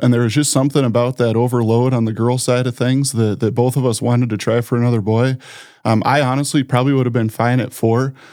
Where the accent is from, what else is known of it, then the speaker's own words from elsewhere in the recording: Sioux Falls, South Dakota, United States; also born or lived in Brookings, South Dakota; now in Brandon, United States; I grew up in Sioux Falls